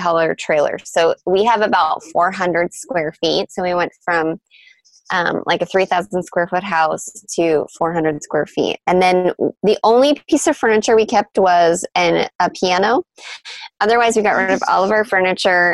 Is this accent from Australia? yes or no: no; Canada; moved away; So I'm Canadian, and all of my family still lives in my small hometown in Canada